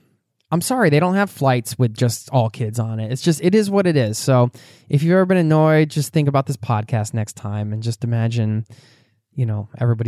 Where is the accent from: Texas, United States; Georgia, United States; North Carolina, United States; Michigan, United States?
Georgia, United States; Atlanta; We're from Atlanta, Georgia, and plan to live in our fifth wheel for the foreseeable future